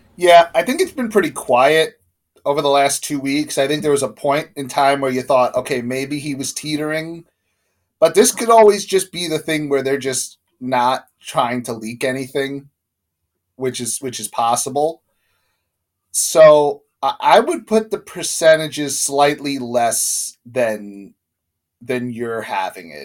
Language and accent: English; United States; Like we're American, so we grew up watching American sports and USA.